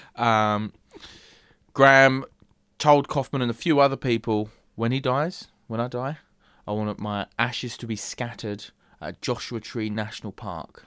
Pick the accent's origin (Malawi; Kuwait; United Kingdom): United Kingdom; England; As an Englishman